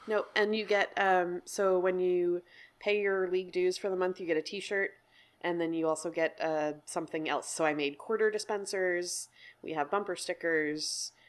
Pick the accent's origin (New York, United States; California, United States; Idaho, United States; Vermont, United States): New York, United States; also born or lived in Chicago; now in Portland, United States; I'm from New York and then I lived in Chicago and then moved out to Portland about eight years ago